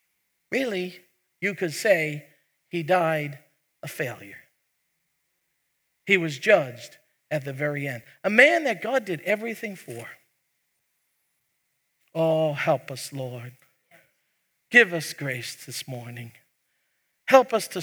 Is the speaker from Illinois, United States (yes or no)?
no; New York City, New York, United States; moved away; I'm from New York. We get emphatic. We punch it out. In fact, I was born in the same hospital as President Trump.